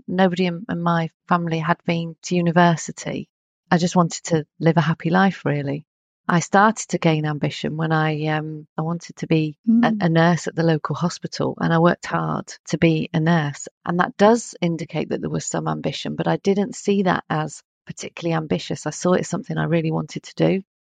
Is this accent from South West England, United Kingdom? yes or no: yes; North Devon, South West England, United Kingdom; now in north of England, United Kingdom; I currently live in the north of England, as you know, but I didn't start out like that. I was born in Devon. Right. I was in a fairly small town in North Devon